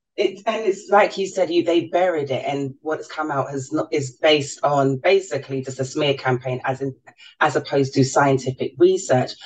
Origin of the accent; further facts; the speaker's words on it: London, United Kingdom; I was born and raised in in London